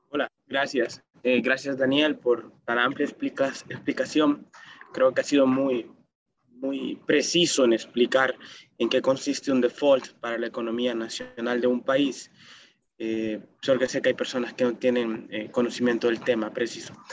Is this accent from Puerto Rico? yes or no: no; El Salvador